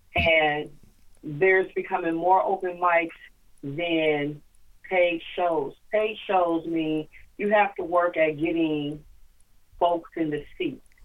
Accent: Tacoma, Washington, United States; I'm from Tacoma like you are.

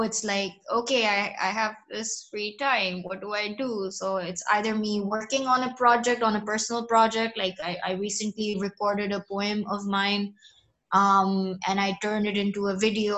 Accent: Pakistan; I basically grew up here in Pakistan

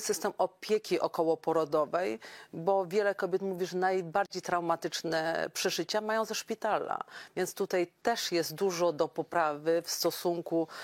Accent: Podkarpacie, Subcarpathian Voivodeship, Poland; u nas na Podkarpaciu

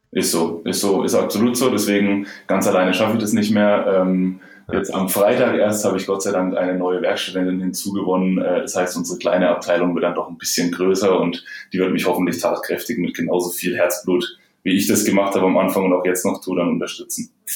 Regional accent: Germany; Bei uns in Deutschland

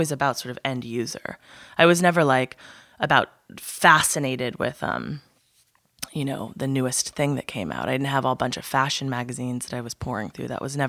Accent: Pacific Northwest, United States; So I'm from the Pacific Northwest

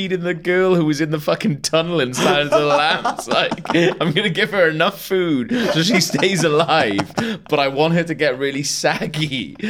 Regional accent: United Kingdom; we're British.

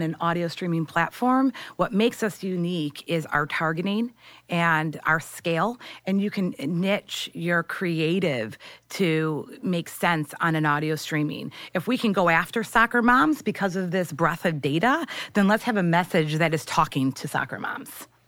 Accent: St. Clair Shores, Michigan, United States; moved away as an adult; now in New York, United States; I'm from Michigan.

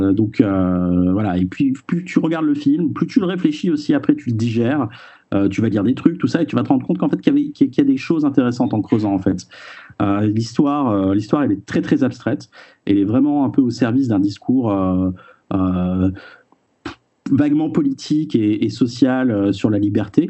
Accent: France; chez nous en France

